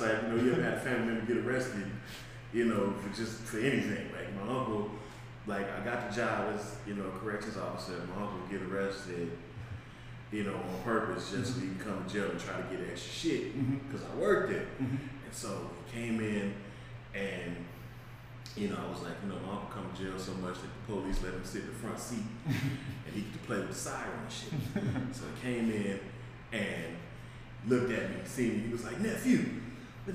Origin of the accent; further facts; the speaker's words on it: Las Vegas, Nevada, United States; I was born and raised in Vegas.